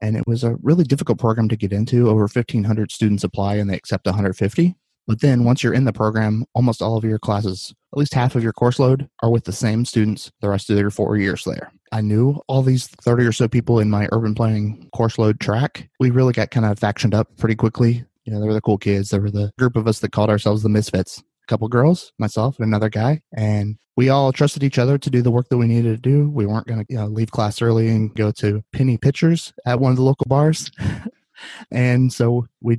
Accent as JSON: {"language": "English", "town": "Winchester", "region": "Indiana", "country": "United States", "tie": "born or raised there", "also_born_or_lived": "Muncie, Indiana / Fort Myers, Florida", "moved": "as an adult", "said": "I grew up in a little town called Winchester, Indiana."}